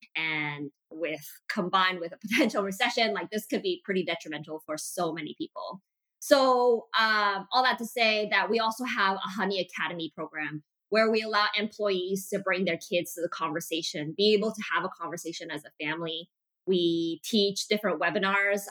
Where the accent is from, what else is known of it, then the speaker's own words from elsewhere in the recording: Montreal, Quebec, Canada; also born or lived in Malaysia; my dad decided to move us and our entire family to North America, specifically in Montreal, Quebec